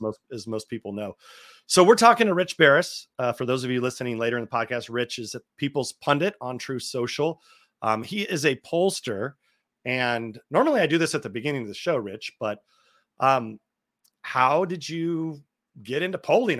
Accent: California, United States; I'm from California

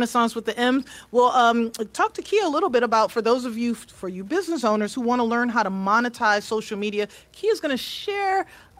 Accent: New York City, New York, United States; now in Atlanta, United States; I went to school in New York. I grew up in New York City. I went to Christ the King High School

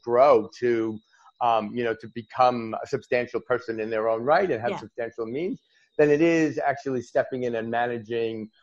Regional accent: New York, United States; now in Australia; I'm an American originally, a New Yorker by birth

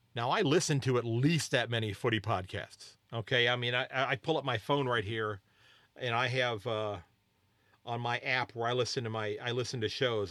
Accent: United States; I'm an American

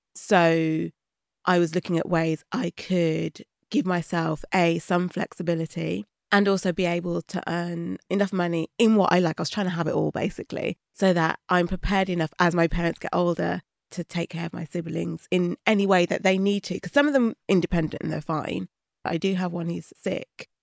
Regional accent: Birmingham, West Midlands, United Kingdom; also born or lived in London; I was born in Birmingham

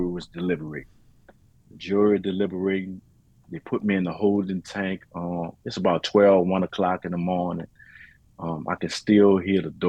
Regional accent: New Orleans, Louisiana, United States; I'm a native from New Orleans, Louisiana

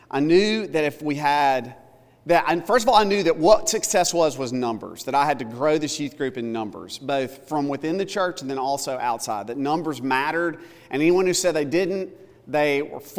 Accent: Tupelo, Mississippi, United States; also born or lived in South Carolina / Louisiana; now in Alabama, United States; Tupelo, Mississippi, which is also my hometown, uh, or I'm from all over the place. I was born in South Carolina.

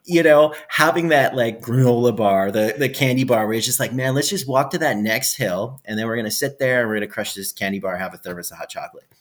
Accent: Edmonton, Alberta, Canada; I'm from Edmonton, Alberta, Canada

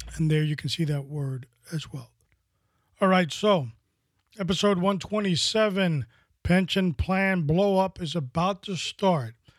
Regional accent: New York City, New York, United States; When I was growing up in New York City

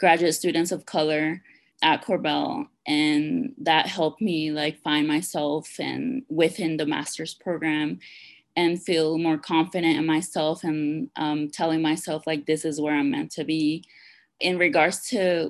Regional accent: Washington, District of Columbia, United States; moved away as an adult; also born or lived in Peru / Lewisburg, Pennsylvania; now in Denver, United States; I was born in Peru. I migrated to Washington, D.C. when I was 8, and I was raised in D.C.

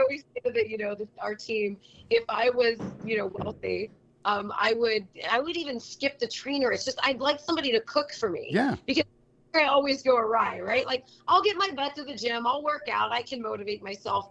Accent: Cincinnati, Ohio, United States; moved away as an adult; also born or lived in Charlotte, North Carolina; when I came back home to Cincinnati

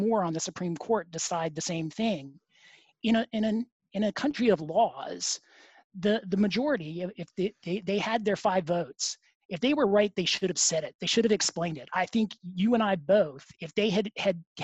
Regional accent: United States; as an American

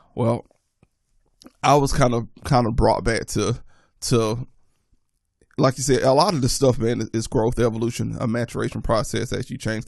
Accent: the South, United States; growing up in the South

